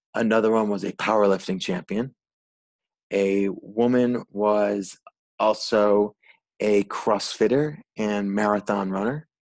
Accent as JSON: {"language": "English", "region": "Rhode Island", "country": "United States", "moved": "yes", "said": "I'm originally from the Northeast and Rhode Island."}